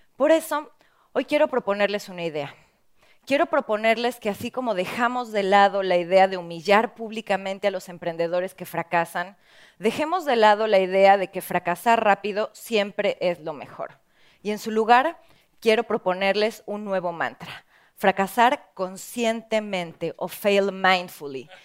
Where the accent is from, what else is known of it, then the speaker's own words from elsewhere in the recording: Mexico; en mi país, en México